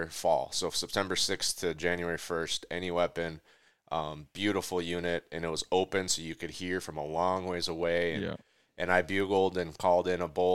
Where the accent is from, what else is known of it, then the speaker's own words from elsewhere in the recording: Minnesota, United States; I'm from Minnesota